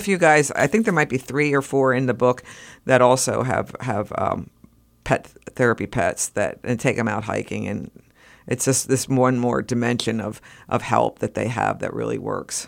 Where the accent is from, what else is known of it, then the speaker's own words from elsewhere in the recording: Reading, Pennsylvania, United States; I came from a suburbs outside Reading